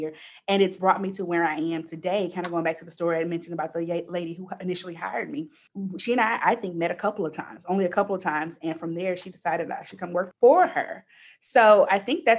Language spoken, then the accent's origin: English; Houston, Texas, United States; I grew up in Houston in Third Ward, which is predominantly African-American